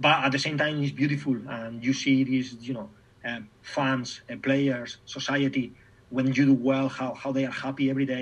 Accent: Spain; English is a second language; moved away as an adult; also born or lived in Germany / England / Scotland; from Spain, weather, food, family, friends

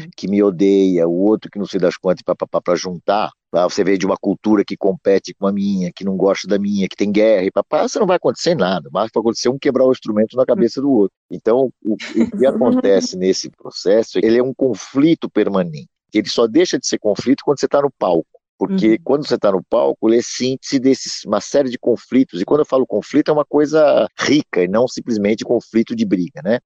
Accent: Brazil; nossa experiência como brasileiros

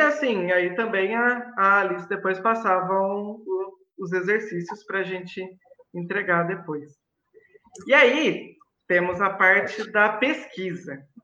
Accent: Mogi Guaçu, São Paulo, Brazil; eu sou de Mogi Guaçu, uma cidade maravilhosa

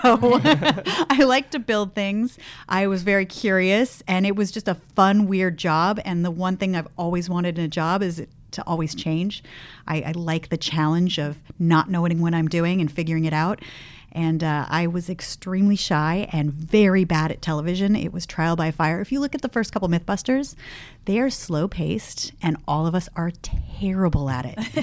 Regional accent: Los Gatos, California, United States; moved away as an adult; now in San Francisco, United States; I grew up in Las Gatas

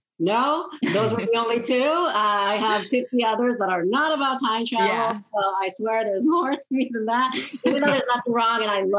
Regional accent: Israel; now in United States; I'm originally from Israel

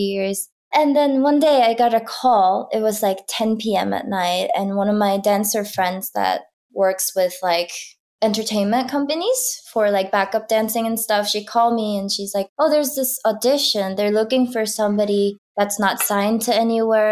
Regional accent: South Korea; I grew up in Korea in a small town

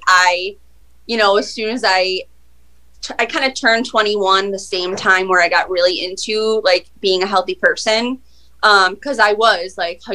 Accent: Buffalo, New York, United States; I'm from Buffalo. I am a personal trainer. I've been a personal trainer here for like 11 years

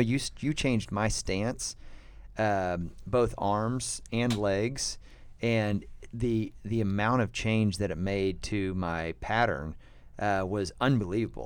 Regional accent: United States; we're American

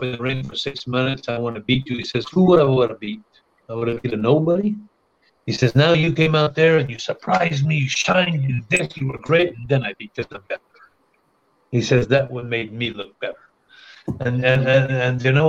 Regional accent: Montreal, Quebec, Canada; my hometown in Montreal

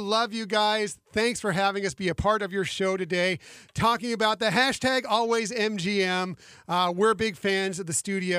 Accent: West Coast, United States; I grew up on the West Coast going to the Disneyland Resort.

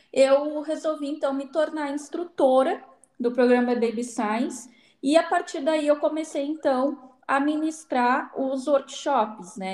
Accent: Alegrete, Rio Grande do Sul, Brazil; moved away as an adult; eu sou do Alegrete, né? Que é próximo de Santa Maria.

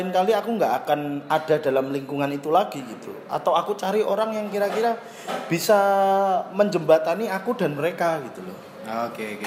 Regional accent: Java, Indonesia; kamu tahu aku orang Jawa

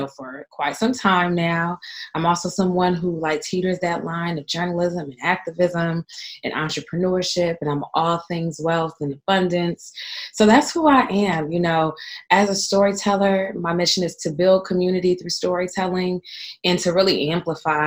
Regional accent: San Francisco, California, United States; also born or lived in Oakland / Richmond; I grew up in San Francisco and lived in parts of Oakland and Richmond and other outlying cities here in the Bay Area

